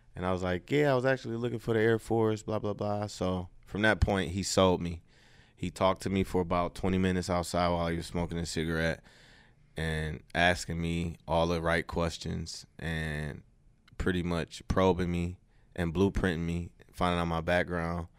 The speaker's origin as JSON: {"language": "English", "town": "Detroit", "region": "Michigan", "country": "United States", "tie": "born or raised there", "also_born_or_lived": "Louisiana / Houston, Texas", "moved": "as an adult", "said": "I'm from Detroit. So I grew up in a Detroit public school system"}